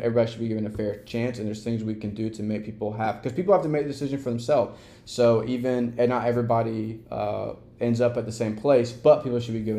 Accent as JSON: {"language": "English", "region": "the South", "country": "United States", "tie": "born or raised there", "said": "My best friend Brandon, who's on TikTok the other day, we grew up together in the South."}